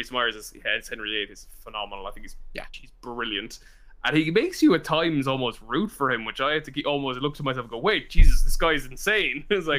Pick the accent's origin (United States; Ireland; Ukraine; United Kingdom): Ireland; as Irish people